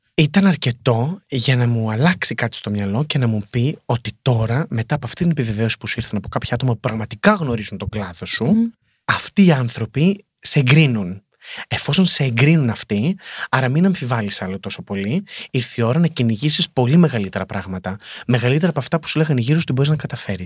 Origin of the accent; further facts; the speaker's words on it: Greece; moved away; έρχομαι από την Ελλάδα